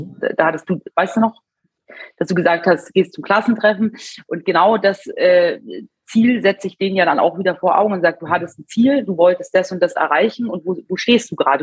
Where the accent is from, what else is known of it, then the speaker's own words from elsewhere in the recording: Munich, Bavaria, Germany; Ich bin 34 Jahre und ich komme aus München